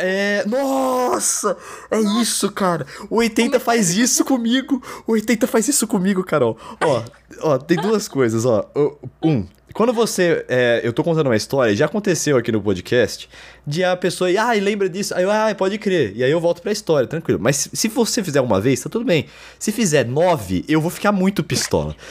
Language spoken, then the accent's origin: Portuguese; Brazil; eu sou brasileiro